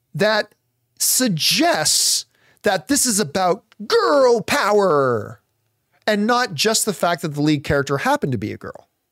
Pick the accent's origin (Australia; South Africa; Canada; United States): Canada; us Canadians